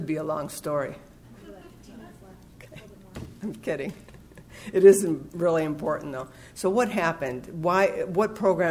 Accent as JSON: {"language": "English", "town": "Los Angeles", "region": "California", "country": "United States", "said": "I'm from the San Fernando Valley"}